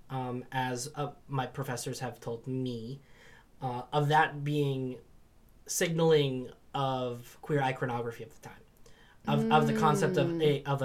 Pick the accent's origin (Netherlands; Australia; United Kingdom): United Kingdom; England; in my sort of developing identity as an English person